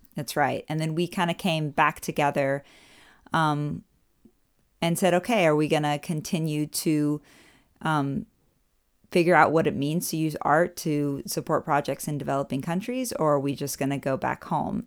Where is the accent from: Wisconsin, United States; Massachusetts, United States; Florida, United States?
Florida, United States; Orlando; moved away as an adult; now in Germany; I'm from Orlando, Florida